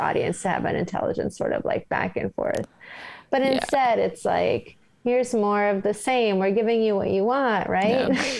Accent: New York, United States; As a New Yorker, it just rubbed me the wrong way.

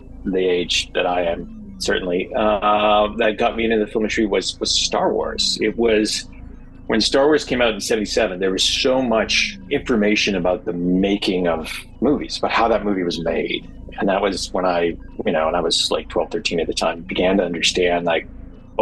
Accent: Canada; moved away as an adult; also born or lived in Vancouver; now in Los Angeles, United States; Growing up in Canada

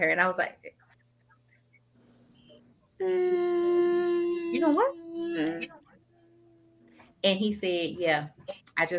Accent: about an hour south of Dallas, Texas, United States; my hometown is about an hour south of Dallas.

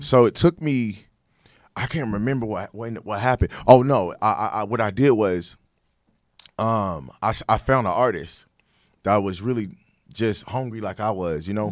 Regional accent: Sacramento, California, United States; moved away as an adult; also born or lived in Dallas, Texas; I'm from Sacramento, California.

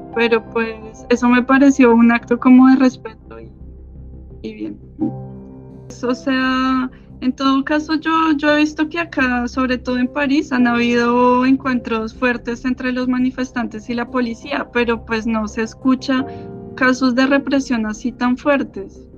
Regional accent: Colombia; now in France; somos todos colombianos

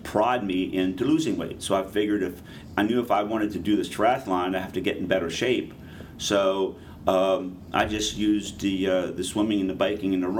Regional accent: Pennsylvania, United States; where I was growing up in Pennsylvania

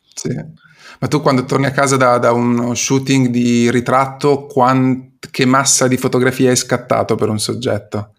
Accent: Imola, Emilia-Romagna, Italy; io vengo, provengo da Imola

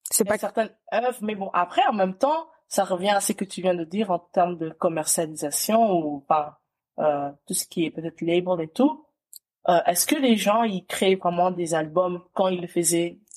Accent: DR Congo; Après, je, enfin, en tant que Congolaise que je suis, je vais te dire ….

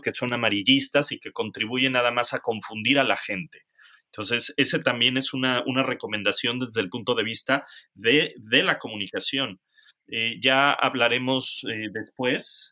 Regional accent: Mexico; also born or lived in England; now in United Kingdom; nosotros como mexicanos es cómo lo están haciendo en México porque allá tenemos familia

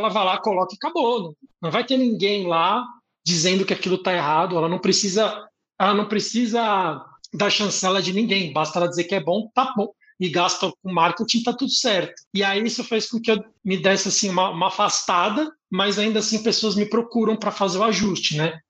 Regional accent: São Paulo, Brazil; é onde eu fui criado

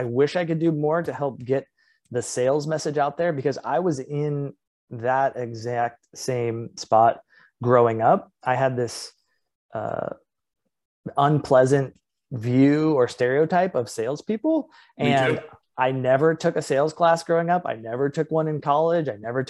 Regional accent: Midwest, United States; also born or lived in Los Angeles; years in Los Angeles and then moved to the Midwest. And always growing up, I told people, you know, hey, where are you from? Oh, I'm from California.

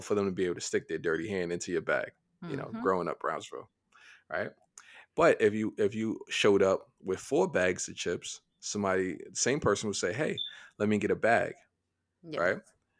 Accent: Niger; I grew up in Niger.

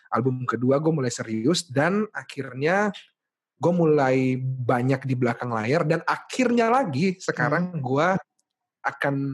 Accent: Makassar, South Sulawesi, Indonesia; now in Jakarta, Indonesia; gua gua dari Makassar jadi um

